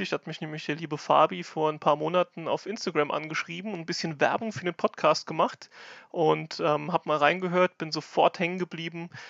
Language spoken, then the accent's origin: German; Lauterecken, Rhineland-Palatinate, Germany; Ich komme aus Lauterecken, das ist bei Kaiserslautern in Rheinland-Pfalz.